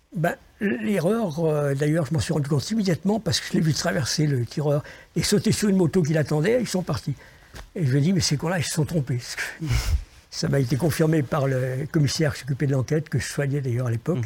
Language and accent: French; Lyon, Auvergne-Rhône-Alpes, France; je suis né à Lyon, je connaissais que Lyon